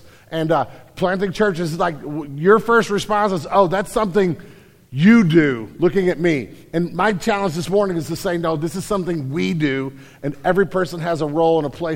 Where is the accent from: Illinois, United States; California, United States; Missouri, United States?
Missouri, United States; St. Louis; I'm from St. Louis.